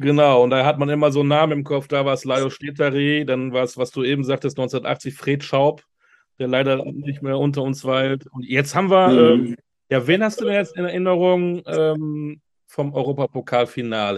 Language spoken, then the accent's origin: German; Münster, North Rhine-Westphalia, Germany; moved away; also born or lived in near Frankfurt; Münster in Westfalen